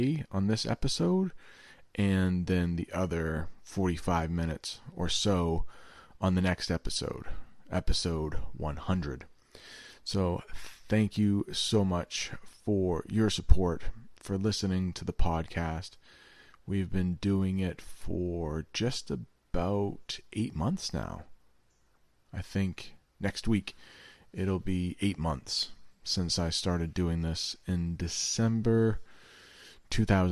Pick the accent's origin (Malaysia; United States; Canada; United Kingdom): United States; the American North; I grew up in the American North